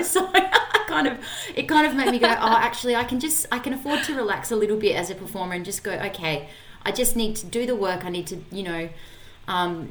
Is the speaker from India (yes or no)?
no; Adelaide, South Australia, Australia; I grew up in Adelaide. I'm from Adelaide.